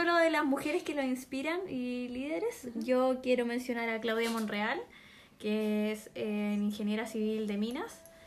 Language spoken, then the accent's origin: Spanish; Tomé, Biobío, Chile; also born or lived in Concepción; yo soy de Tomé